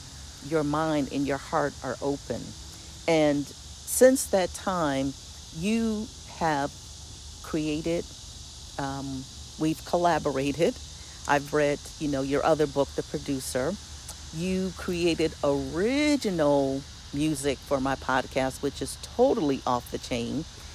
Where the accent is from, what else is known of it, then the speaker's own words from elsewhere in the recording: Philadelphia, Pennsylvania, United States; what I grew up with in Philadelphia, where we have people of all races, colors, and creeds, religions.